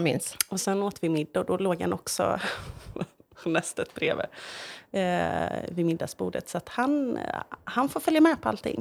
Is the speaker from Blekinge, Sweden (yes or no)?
no; Ulricehamn, Västra Götaland, Sweden; moved away as an adult; also born or lived in Grythyttan; jag var ju från Ulricehamn